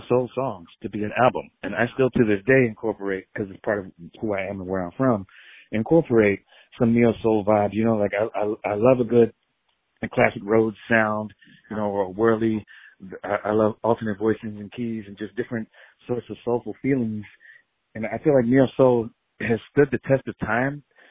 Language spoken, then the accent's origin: English; Philadelphia, Pennsylvania, United States; I grew up in Philadelphia. Both my parents are Puerto Rican.